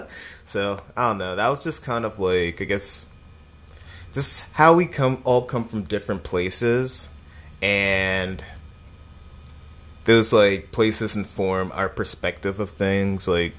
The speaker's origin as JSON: {"language": "English", "town": "York", "region": "Pennsylvania", "country": "United States", "tie": "born or raised there", "also_born_or_lived": "State College, Pennsylvania", "moved": "as an adult", "lives_now": "Philadelphia, United States", "said": "I was born in State College, and then I, like, moved to York when I was, like, 5 or 6 years old."}